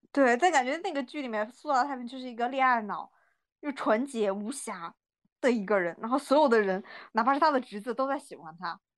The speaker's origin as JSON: {"language": "Chinese", "country": "China", "tie": "born or raised there", "said": "我老家旁，旁边，呃，山西有一个地方叫娘子关"}